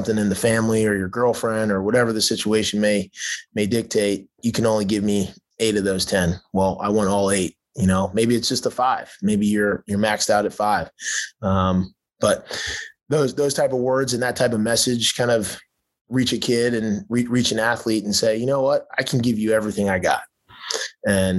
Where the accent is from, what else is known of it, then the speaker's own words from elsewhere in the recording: Baltimore, Maryland, United States; also born or lived in Southern California; now in Texas, United States; growing up in Baltimore